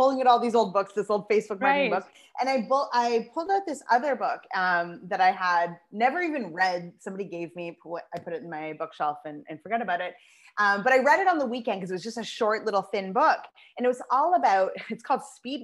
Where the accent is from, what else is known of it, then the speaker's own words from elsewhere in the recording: Moncton, New Brunswick, Canada; also born or lived in Toronto; I would move back to my hometown of Moncton, New Brunswick